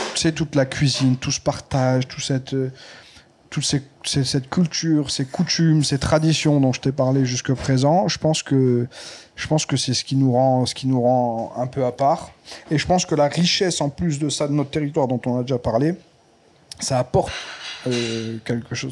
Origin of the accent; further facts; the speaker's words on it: Nice, Provence-Alpes-Côte d'Azur, France; also born or lived in Saint-André-de-la-Roche; on est on est d'ici, on a grandi ici. Je suis de deux endroits, de Saint-André de la Roche de naissance à Nice-Est